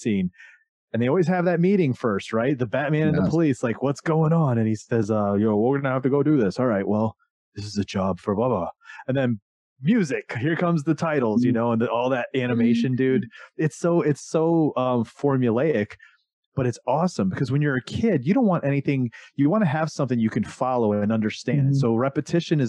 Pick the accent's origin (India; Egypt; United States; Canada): United States; Florida; when I was a kid growing up in Florida